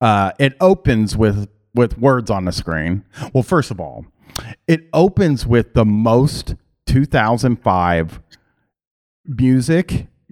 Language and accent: English; Boston, Massachusetts, United States; We'd been waiters together growing up in Boston doing comedy.